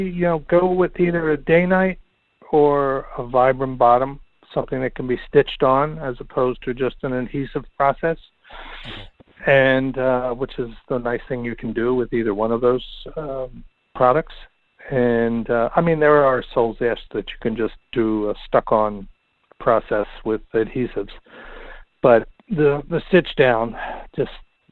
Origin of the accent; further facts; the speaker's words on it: New York, United States; as you know, being a New Yorker, how snow melt can happen very quickly in the city